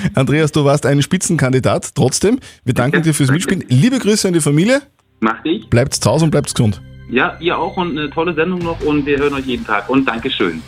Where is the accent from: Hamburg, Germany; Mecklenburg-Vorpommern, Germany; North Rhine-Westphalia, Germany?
Mecklenburg-Vorpommern, Germany; Usedom; moved away as an adult; also born or lived in Hinberg bei Taufkirchen; now in Hinberg, Germany; Ich komme von der Sonneninsel Usedom und bin vor zehn Jahren hierher gezogen.